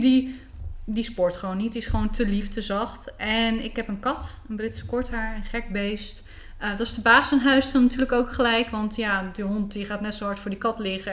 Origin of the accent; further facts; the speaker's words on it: Bleiswijk, South Holland, Netherlands; Ik ben opgegroeid in een plaatsje tussen Rotterdam en Den Haag. Dat heet Blijswijk.